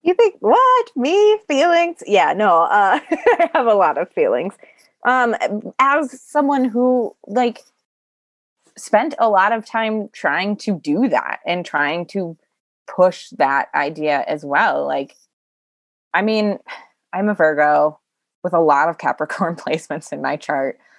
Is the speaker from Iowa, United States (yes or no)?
yes; Iowa, United States; born or raised there